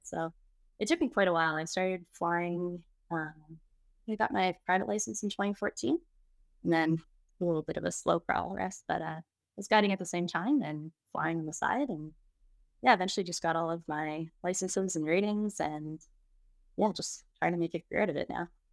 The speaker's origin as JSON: {"language": "English", "town": "Toronto", "region": "Ontario", "country": "Canada", "moved": "as an adult", "lives_now": "Calgary, Canada", "said": "I'm originally from Toronto. I escaped shortly after high school"}